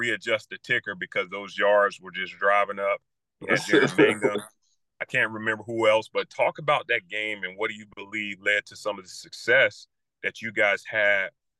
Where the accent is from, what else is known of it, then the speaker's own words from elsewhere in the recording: Jacksonville, Florida, United States; We're both from Jacksonville, Florida.